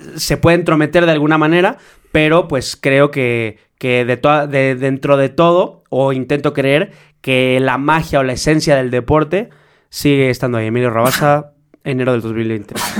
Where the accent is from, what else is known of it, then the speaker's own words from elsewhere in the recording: Mexico; soy mexicano